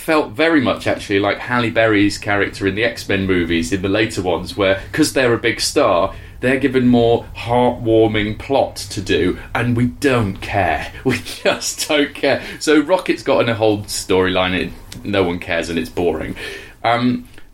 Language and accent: English; United Kingdom; we're British and we're not used to conflict